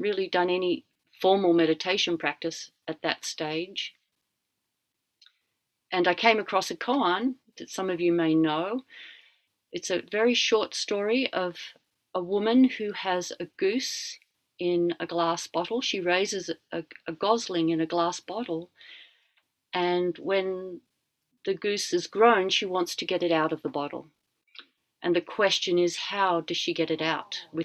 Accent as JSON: {"language": "English", "country": "Australia", "moved": "yes", "said": "I'm Australian, but I've been overseas for a long time."}